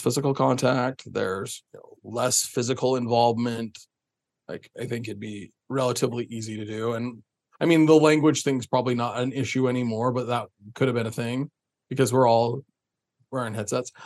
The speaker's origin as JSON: {"language": "English", "town": "Springville", "region": "Utah", "country": "United States", "tie": "born or raised there", "said": "I grew up in Springville"}